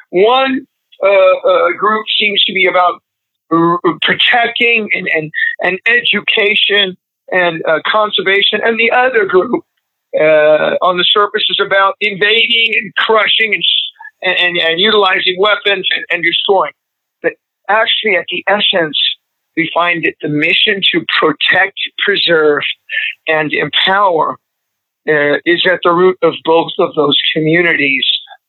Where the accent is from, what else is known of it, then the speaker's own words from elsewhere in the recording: Missouri, United States; also born or lived in Nebraska / Texas; now in Los Angeles, United States; I grew up in the Midwest, in Missouri, in Nebraska, and also in Texas